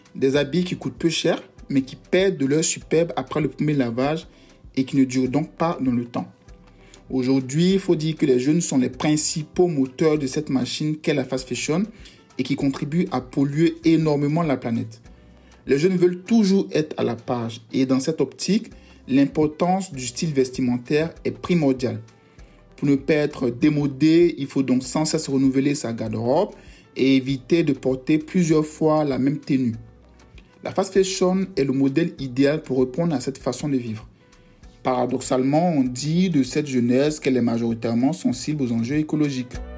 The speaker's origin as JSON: {"language": "French", "region": "Yamoussoukro", "country": "Côte d’Ivoire", "tie": "born or raised there", "moved": "yes", "lives_now": "France", "said": "Je suis né en Côte d'Ivoire, précisément à Yamsoukro, et j'habite actuellement en France"}